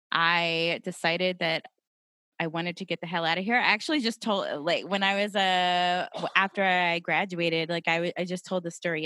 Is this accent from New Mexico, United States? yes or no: yes; Santa Fe, New Mexico, United States; born there; I was born in Santa Fe. That's where my mom and dad adopted me, but the rest of my birth family is in Albuquerque.